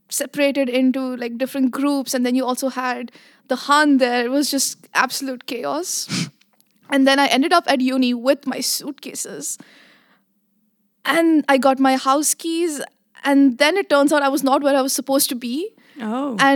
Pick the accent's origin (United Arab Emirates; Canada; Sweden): United Arab Emirates; Abu Dhabi; now in Netherlands; So I grew up in Abu Dhabi, but mm-hmm. ethnically I am Indian.